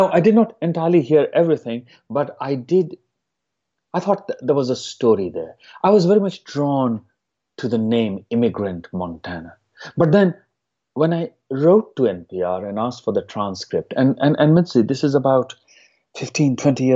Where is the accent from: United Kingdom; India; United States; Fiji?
India; moved away; my hometown in India